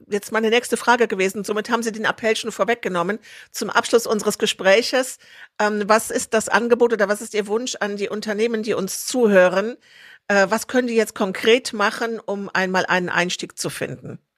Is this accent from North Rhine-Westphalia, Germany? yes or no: yes; Troisdorf, North Rhine-Westphalia, Germany; born there; ich bin in Trostorf geboren